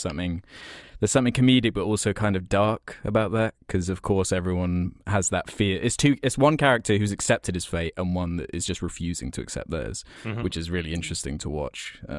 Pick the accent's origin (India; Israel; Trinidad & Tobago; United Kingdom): United Kingdom; England; accent: English; It's just my English accent makes me sound like I'm just always miserable.